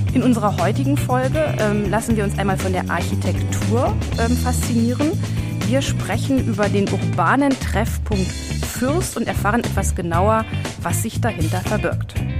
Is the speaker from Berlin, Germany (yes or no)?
yes; Berlin, Germany; als Berliner